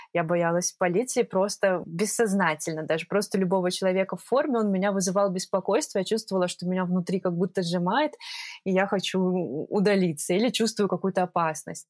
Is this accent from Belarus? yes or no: yes; Minsk, Belarus; moved away as an adult; also born or lived in Prague, Czech Republic; now in Tbilisi, Georgia; Я жила в Минске